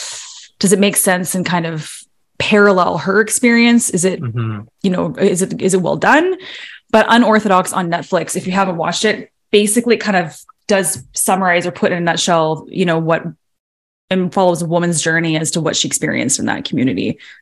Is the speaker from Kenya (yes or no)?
no; Toronto, Ontario, Canada; Speaking of, because I grew up, I was born in Toronto, and I grew up like, you know, the Blue Jays.